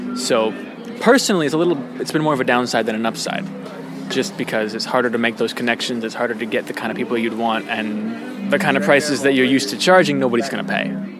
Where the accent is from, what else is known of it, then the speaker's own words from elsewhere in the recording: New York, United States; moved away as an adult; now in South Korea; I've been in Korea for four years, and I came originally from New York.